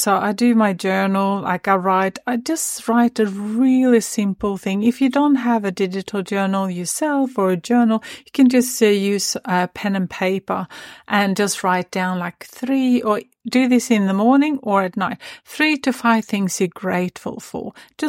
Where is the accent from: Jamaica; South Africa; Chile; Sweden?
Sweden; now in Sunshine Coast, Australia; I'm actually originally from Sweden, but yeah, I always wanted, I don't know, I had this craving of finding another place.